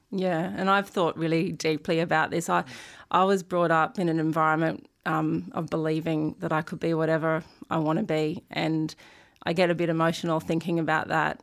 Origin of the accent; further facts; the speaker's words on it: Sydney, New South Wales, Australia; also born or lived in Brisbane; I grew up in Sydney.